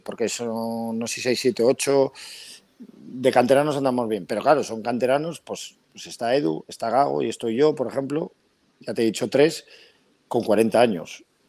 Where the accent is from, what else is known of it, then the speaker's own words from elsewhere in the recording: Pedreña, Cantabria, Spain; yo soy pedreñero por los cuatro costados